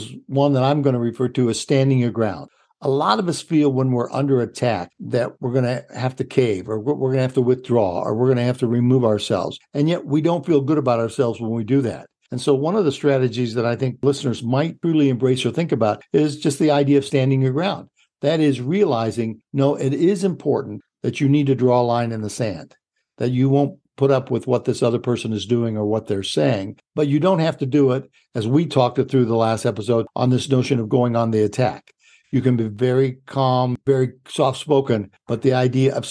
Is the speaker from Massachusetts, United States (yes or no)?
no; Illinois, United States; I'm from Illinois